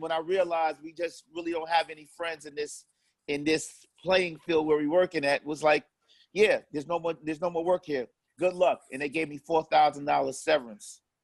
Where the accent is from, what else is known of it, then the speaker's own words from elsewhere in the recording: New York City, New York, United States; also born or lived in Harlem; I grew up in Harlem, but was raised in Far Rockaway, Queens